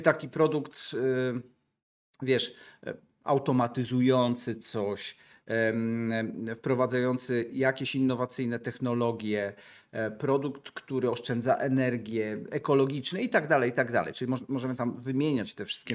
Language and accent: Polish; Gdańsk, Pomeranian Voivodeship, Poland; jestem z Gdańska